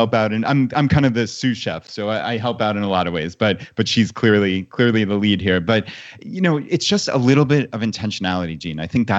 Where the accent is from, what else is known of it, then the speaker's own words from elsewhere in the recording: New York, United States; moved away as an adult; my wife and I, we grew up on Long Island, actually, in New York.